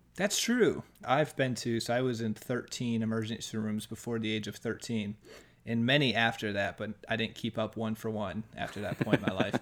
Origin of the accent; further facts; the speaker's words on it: United States; as an American